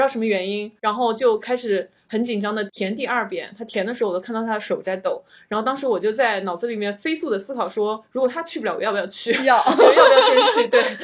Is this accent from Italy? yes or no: no; China; 我们中国人是需要签证的